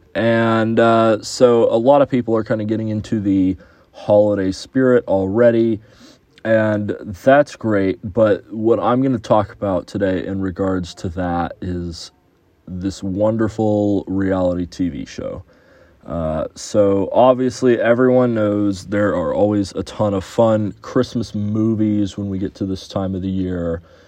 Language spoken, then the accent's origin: English; Houston, Texas, United States; moved away; my hometown of Houston